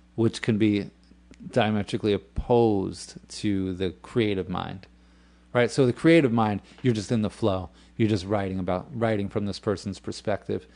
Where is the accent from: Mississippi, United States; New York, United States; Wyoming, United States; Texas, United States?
New York, United States; moved away as an adult; also born or lived in California; I am from New York. I lived in California for about eight years